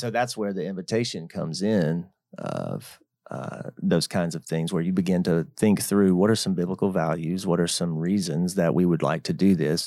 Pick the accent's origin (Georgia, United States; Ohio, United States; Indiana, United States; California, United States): Georgia, United States; living in my hometown